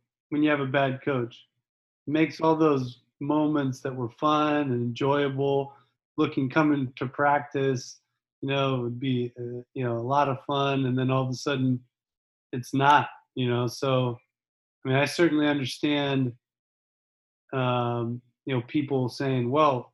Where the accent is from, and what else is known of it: United States